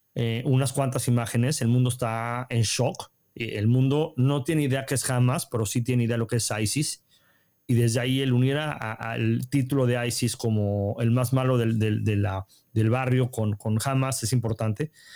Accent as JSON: {"language": "Spanish", "country": "Mexico", "moved": "yes", "lives_now": "Israel", "said": "como mexicano"}